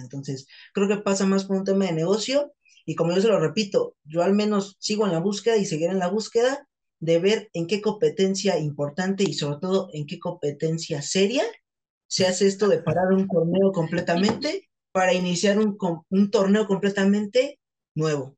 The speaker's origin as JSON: {"language": "Spanish", "country": "Mexico", "said": "Nosotros somos de, de la Ciudad de México, cines del Estado de México"}